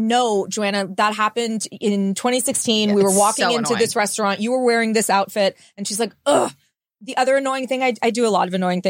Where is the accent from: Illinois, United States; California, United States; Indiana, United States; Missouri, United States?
California, United States; Los Angeles; moved away as an adult; also born or lived in New York; now in Nashville, United States; I grew up in Los Angeles and then lived in New York. Those are the only places I ever lived.